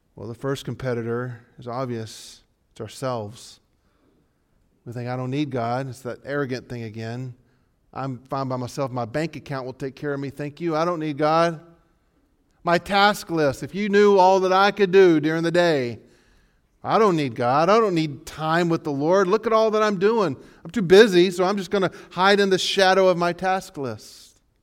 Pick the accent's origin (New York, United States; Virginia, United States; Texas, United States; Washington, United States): Texas, United States; we're from Texas